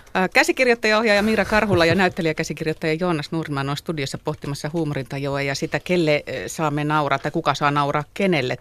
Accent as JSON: {"language": "Finnish", "region": "Kymenlaakso", "country": "Finland", "moved": "yes", "said": "Mä oon siis Kymenlaaksosta kotoisin."}